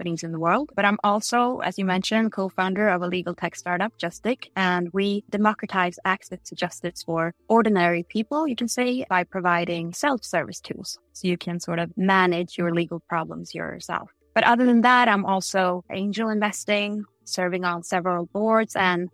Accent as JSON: {"language": "English", "town": "Degerfors", "region": "Värmland", "country": "Sweden", "tie": "born or raised there", "also_born_or_lived": "Gothenburg", "said": "A couple of years in the suburbs of Gothenburg, and then most of my childhood was spent in Degerfors, Värmland, where soccer is religion"}